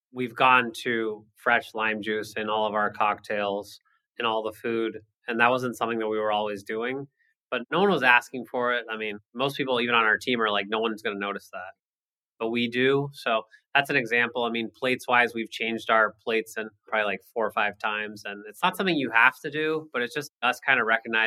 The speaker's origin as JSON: {"language": "English", "town": "San Diego", "region": "California", "country": "United States", "tie": "born or raised there", "also_born_or_lived": "Boston", "said": "we grew up in San Diego, born and raised here"}